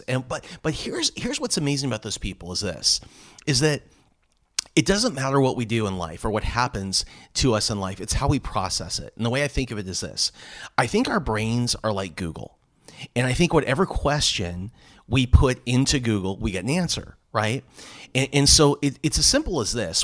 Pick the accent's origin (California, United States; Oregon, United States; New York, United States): California, United States; Los Angeles; also born or lived in San Diego; I grew up in Southern, in Southern California, Los Angeles